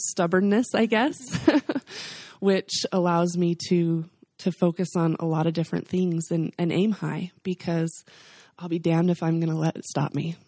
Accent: the South, United States; We're from the South

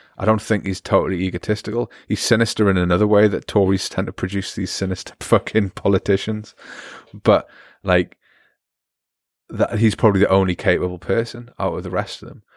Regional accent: United Kingdom; moved away; I'm British as well

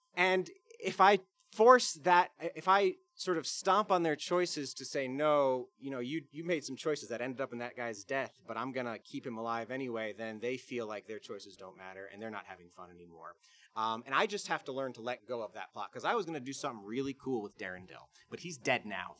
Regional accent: Bluffton, South Carolina, United States; I'm from Bluffton, South Carolina

